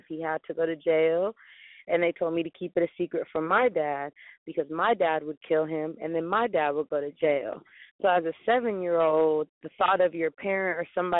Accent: Bay Area, California, United States; I'm from the Bay Area, California

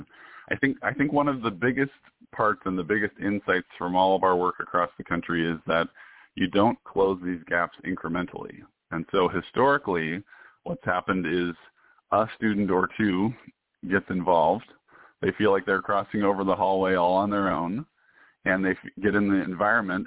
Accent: Washington, United States; I'm originally from Washington State

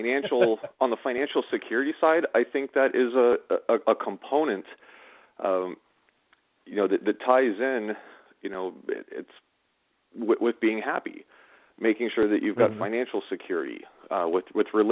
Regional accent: Southern California, United States; I grew up in Southern California

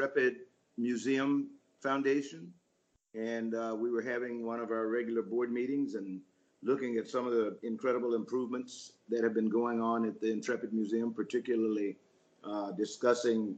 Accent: Columbia, South Carolina, United States; now in Mount Vernon, United States; I grew up in Columbia, South Carolina

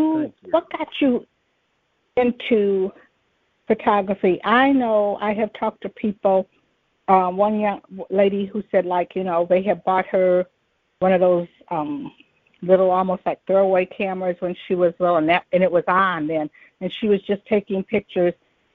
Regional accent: Detroit, Michigan, United States; I grew up on the East Side.

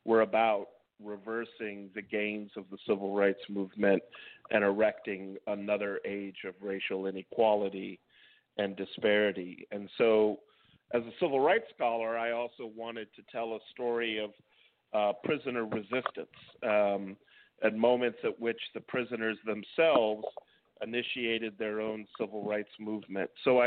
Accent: Washington, District of Columbia, United States; also born or lived in New York City, New York; I was born in New York City in the late 60s and then lived around Washington, D.C. in the late 70s as a young man and 1980s

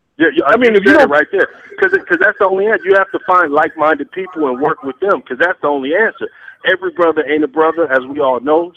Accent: Peoria, Illinois, United States; now in Atlanta, United States; I'm from Peoria, Illinois

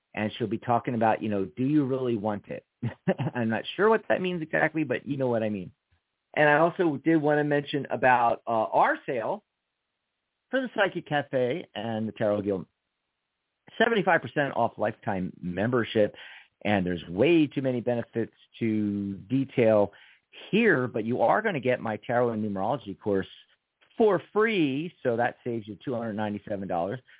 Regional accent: Philadelphia, Pennsylvania, United States; I'm from Philadelphia

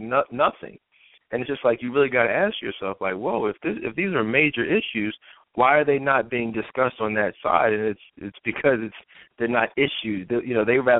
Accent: United States; I'm an American, I'm an African American

